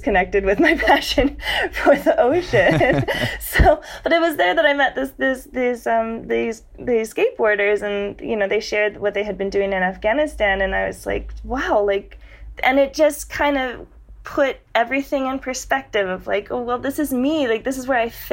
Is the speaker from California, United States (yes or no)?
yes; San Diego, California, United States; growing up in San Diego. That's San Diego, California, right along the border.